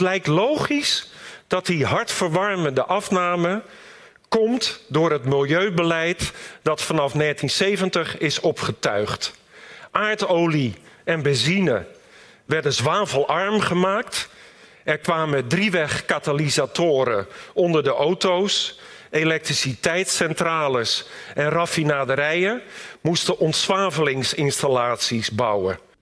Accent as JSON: {"language": "Dutch", "town": "Rotterdam", "region": "South Holland", "country": "Netherlands", "tie": "born or raised there", "also_born_or_lived": "Delft", "said": "Ik groeide op in de Rotterdamse wijk Katenrecht"}